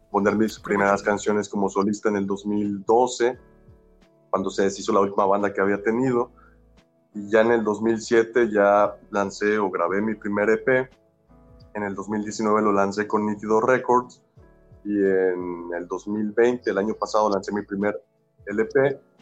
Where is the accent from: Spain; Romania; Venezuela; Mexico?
Mexico; Veracruz; soy oriundo de de Veracruz, México, del puerto de Veracruz.